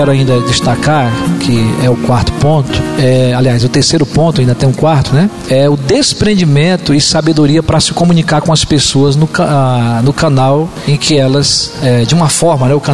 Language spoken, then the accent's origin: Portuguese; São Paulo, Brazil; a minha vinda para Penapa em 2013, eu digo, é um novo povo, mesmo sendo paulista, é uma nova cidade, não é?